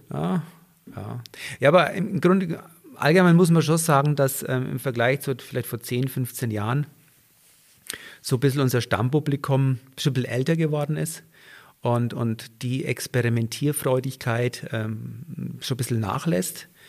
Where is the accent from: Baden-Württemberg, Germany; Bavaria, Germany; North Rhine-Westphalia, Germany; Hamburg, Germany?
Bavaria, Germany; Franconia; accent: Franconian; moved away as an adult; now in Garmisch-Partenkirchen, Germany; Als Franke